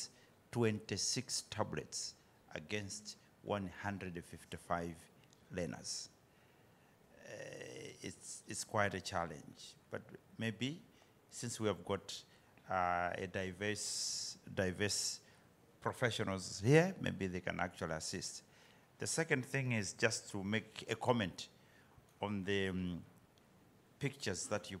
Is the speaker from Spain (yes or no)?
no; Malawi; I'm from Malawi, the warm heart of Africa.